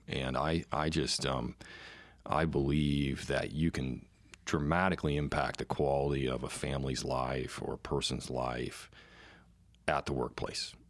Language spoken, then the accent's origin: English; United States; I am an American